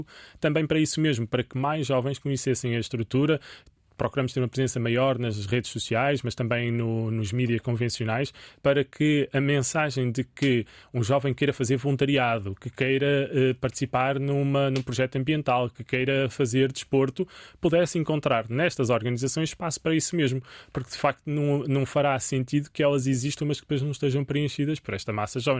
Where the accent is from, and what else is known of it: Portugal